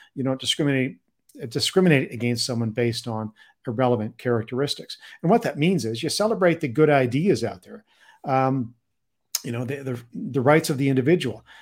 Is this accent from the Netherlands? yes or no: no; British Columbia, Canada; I grew up in British Columbia